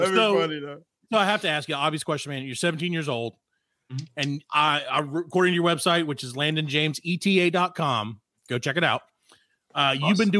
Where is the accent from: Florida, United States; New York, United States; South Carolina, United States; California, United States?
South Carolina, United States; we're from South Carolina, so we're a little far away.